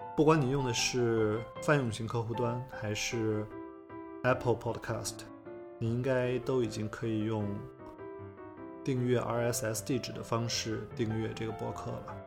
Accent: China; 我们中国人

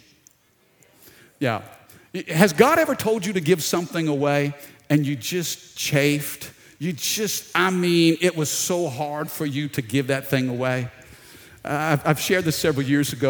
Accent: Baton Rouge, Louisiana, United States; we're down in South Louisiana, Baton Rouge

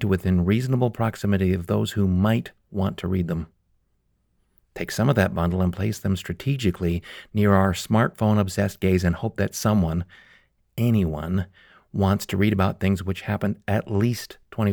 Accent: Calgary, Alberta, Canada; my hometown of Calgary

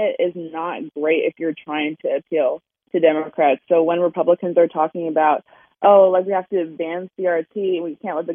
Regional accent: Maryland, United States; I'm from Maryland, so it's more blue than Virginia for sure

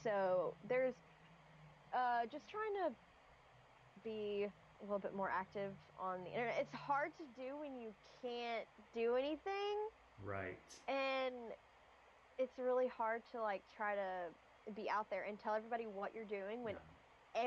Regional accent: Knoxville, Tennessee, United States; So I tell everybody that I'm from Knoxville, Tennessee. I live there the longest period of time

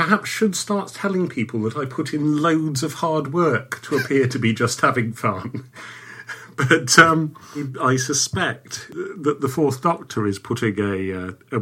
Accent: England, United Kingdom; I grew up between classes in English society. My father actually was a Durham miner who came down south

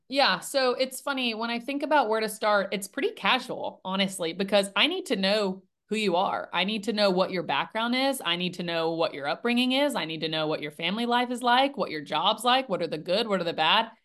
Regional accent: Nashville, Tennessee, United States; born and raised in Nashville, Tennessee

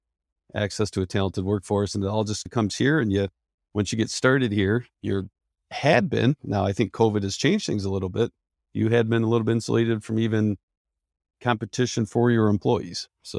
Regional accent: Penn Yan, New York, United States; I was born and raised in Penn, which people are trying to figure out what that is. That's short for Pennsylvania Yankees.

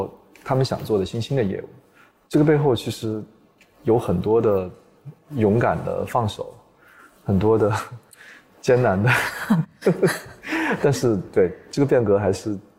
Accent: China; 首先我是中国人嘛，对吧？

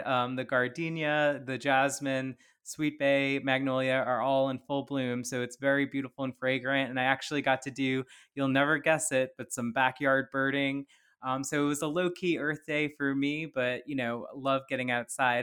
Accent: Plaquemines Parish, Louisiana, United States; moved away as an adult; also born or lived in San Francisco Bay Area; having grown up in, in Plaquemines Parish

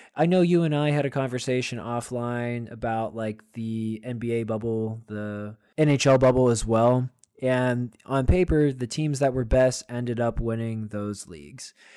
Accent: United States; as American fans

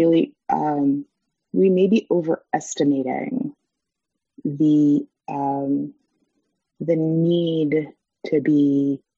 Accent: United States; We as Americans, as English speakers

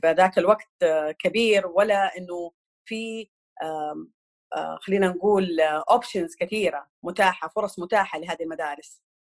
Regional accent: Jeddah, Makkah Province, Saudi Arabia; moved away as an adult; now in Eastern Province, Saudi Arabia; أنا أساساً originally من الحجاز، من جدة

